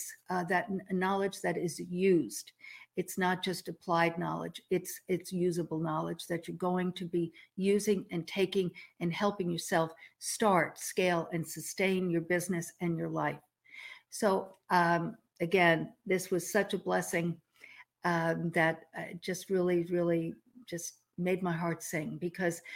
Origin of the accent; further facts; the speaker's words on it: outside of New York City, United States; moved away as an adult; now in Texas, United States; the New York girl growing up outside of New York City in the 50s, 60s, 70s, 80s. And then I moved to Texas in 87